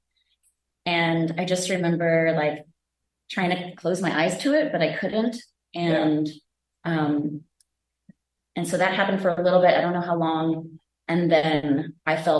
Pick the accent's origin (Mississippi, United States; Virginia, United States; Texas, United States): Virginia, United States; now in Central Coast of California, United States; I am from Virginia originally, but I live on the Central Coast of California